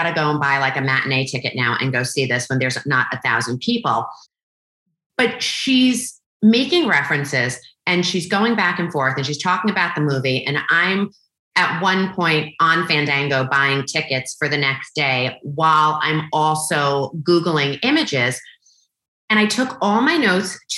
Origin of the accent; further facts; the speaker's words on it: New York, United States; I'm Italian, I'm from New York